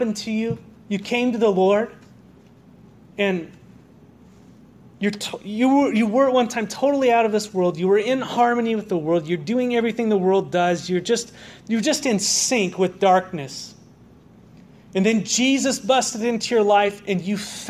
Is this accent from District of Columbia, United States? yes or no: no; Southern California, United States; now in Walla Walla, United States; I grew up in Southern California